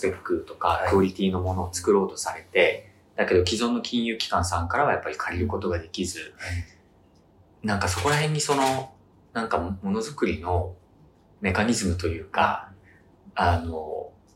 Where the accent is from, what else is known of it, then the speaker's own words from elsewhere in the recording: Miyazaki, Japan; 地元宮崎でホテルやろうと思ったんですけど